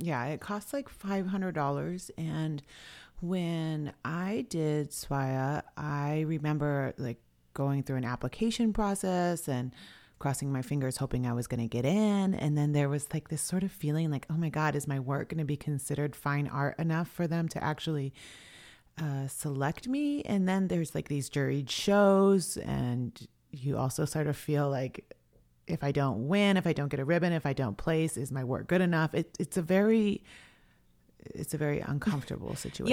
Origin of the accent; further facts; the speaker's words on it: Swinomish and Tulalip, Washington, United States; I was from Swinomish and Tulalip